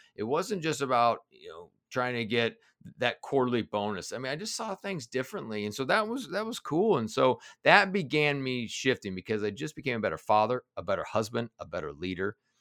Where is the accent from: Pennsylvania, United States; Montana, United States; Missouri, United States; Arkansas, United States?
Missouri, United States; Kansas City; also born or lived in Denver; now in Cincinnati, United States; I was born in Denver, but I grew up in Kansas City, and, and actually now I live in Cincinnati.